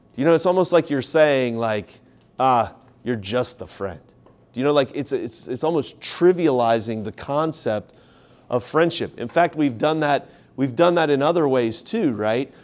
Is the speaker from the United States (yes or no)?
yes; Ohio, United States; now in South Carolina, United States; I grew up in Ohio. I'm here now in South Carolina.